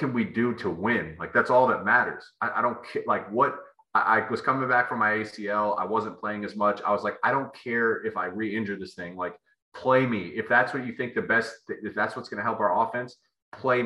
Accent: Columbus, Ohio, United States; moved away as an adult; also born or lived in Michigan; I grew up a kid in Columbus, Ohio.

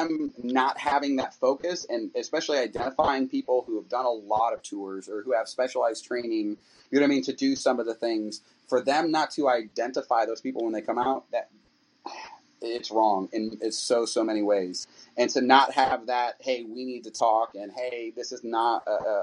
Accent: New York City, New York, United States; I'm a New Yorker by birth, so I grew up in and out of New York City my entire life. That's where I'm from

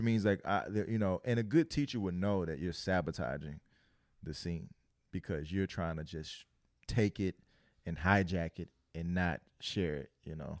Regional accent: Louisiana, United States; I'm from Louisiana

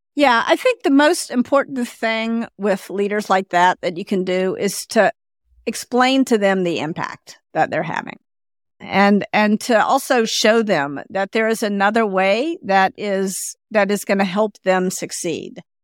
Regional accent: the South, United States; I grew up in the South, and I'm a woman

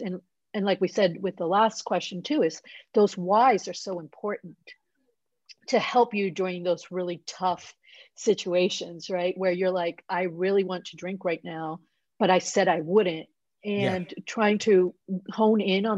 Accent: Puerto Rico; moved away; I grew up in Puerto Rico

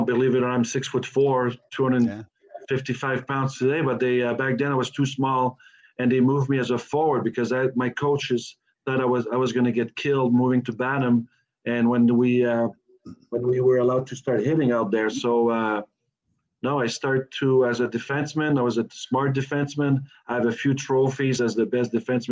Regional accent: Rouyn-Noranda, Quebec, Canada; Rouyn-Noranda, Quebec

